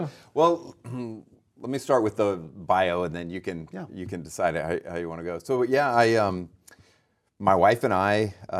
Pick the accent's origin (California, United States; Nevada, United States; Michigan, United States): California, United States; Lodi; So I was born and raised in Lodi, which is great.